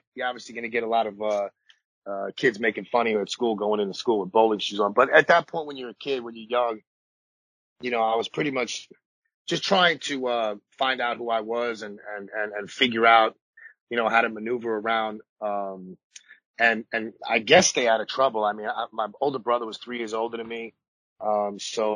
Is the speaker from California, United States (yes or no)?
no; New York City, New York, United States; growing up in Coney Island, I was born in 77